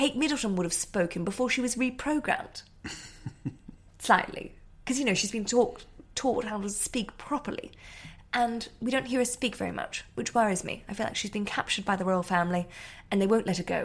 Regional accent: Australia; accent: Australian; my Australian accent

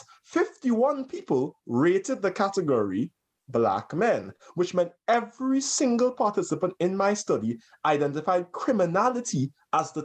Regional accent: Trinidad & Tobago; now in United States; when I was growing up in Trinidad

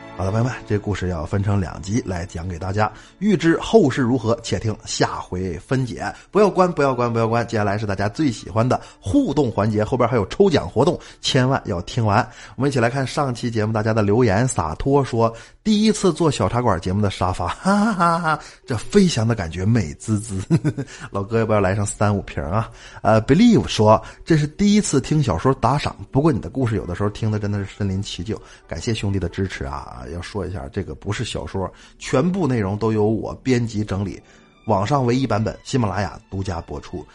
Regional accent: Northeast China, China; also born or lived in Qihe County, Shandong (ancestral home); 我是东北人，但是原籍山东，老家是山东省齐河县，祖辈儿闯关东到的东北

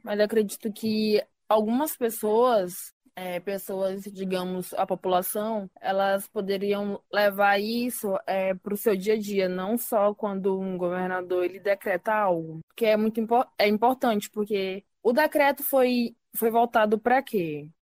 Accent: Brazil; como brasileiros também

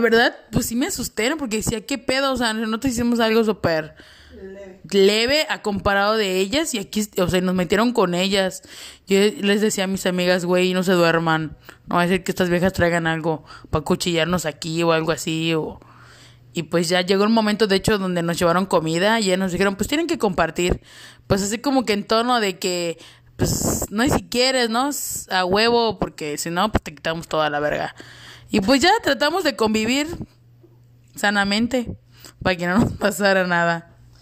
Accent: Chetumal, Quintana Roo, Mexico; now in Cancún, Mexico; yo soy originaria de Chetumal, Quintana Roo. Obviamente, orgullosamente cancunense. Llevo mucho tiempo viviendo aquí.

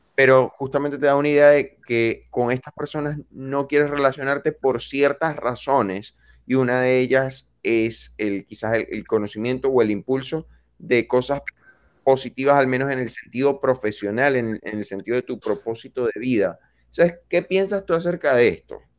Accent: Venezuela; moved away; soy venezolano

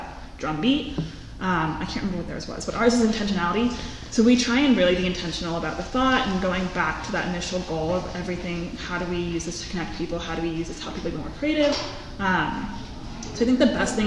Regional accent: Washington, District of Columbia, United States; moved away as an adult; now in Tucson, United States; I'm from the East Coast. I'm from DC. So I came out here for school and I've been here for about 8 years

